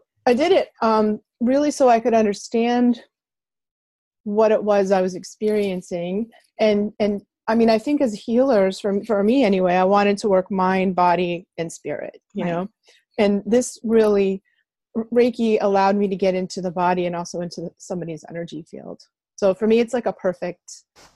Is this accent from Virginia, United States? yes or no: no; outside Boston, Massachusetts, United States; I grew up outside Boston in the 60s and 70s